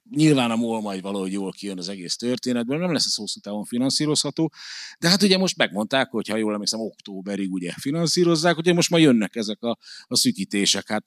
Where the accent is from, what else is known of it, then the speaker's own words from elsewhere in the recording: Hungary; rögtön lerít rólam, hogy magyar vagyok